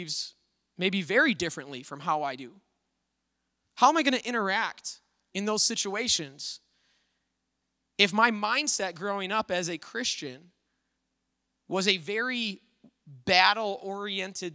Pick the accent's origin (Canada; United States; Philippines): United States; Little Falls; I grew up over in Little Falls